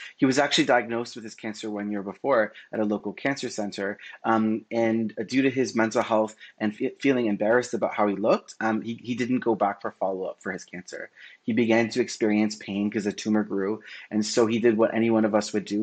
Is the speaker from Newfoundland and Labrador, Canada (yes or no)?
no; Toronto, Ontario, Canada; I was born and raised in in Scarborough, Ontario